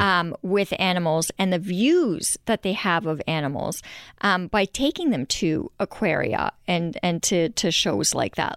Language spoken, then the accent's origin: English; Montreal, Quebec, Canada; moved away as an adult; now in Vancouver, Canada; growing up in Montreal